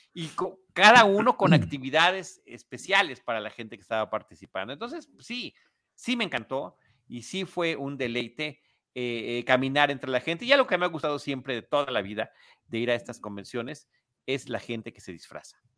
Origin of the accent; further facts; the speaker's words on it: Mexico City, Mexico; yo soy de la Ciudad de México, estoy acostumbrado a las multitudes